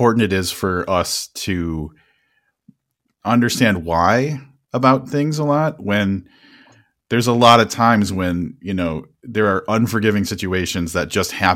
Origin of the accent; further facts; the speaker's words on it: United States; as Americans